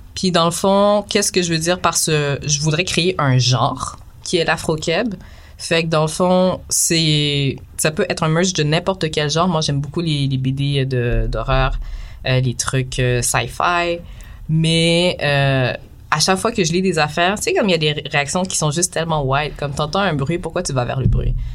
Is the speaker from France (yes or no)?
no; Quebec, Canada; mes parents sont haïtiens, mm. mais je suis née ici